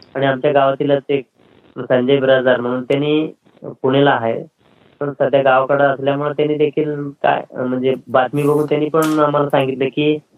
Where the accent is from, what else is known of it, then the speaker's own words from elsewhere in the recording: Darganhalli, South Solapur taluka, Solapur district, Maharashtra, India; आमचं गाव हे मुक्कमकोष्ट दर्गनहाळी तालुका दक्षिण सोलापूर जिल्हा सोलापूर राज्य महाराष्ट्र आणि भारतातलं हे गाव आहे